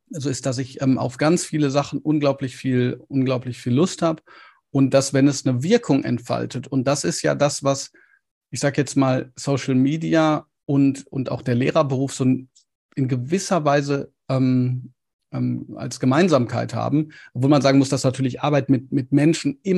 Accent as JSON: {"language": "German", "area": "Ruhr area", "region": "North Rhine-Westphalia", "country": "Germany", "said": "ich weiß, ich komme auch aus dem Pott, von daher."}